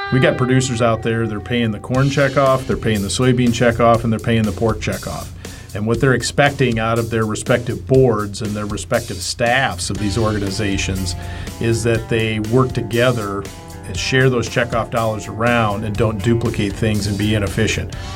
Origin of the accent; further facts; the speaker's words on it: Midwest, United States; growing up in the Midwest